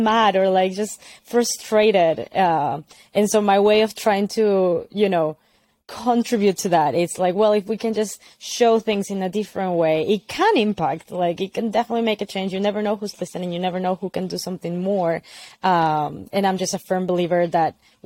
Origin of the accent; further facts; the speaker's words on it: Lima, Peru; moved away as an adult; also born or lived in United States; I grew up in Peru. I was raised in the city in Lima, but my family is from the Andes